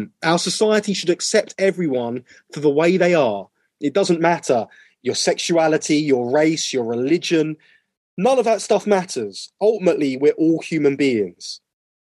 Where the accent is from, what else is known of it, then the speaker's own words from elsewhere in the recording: United Kingdom; a person of color growing up in the United Kingdom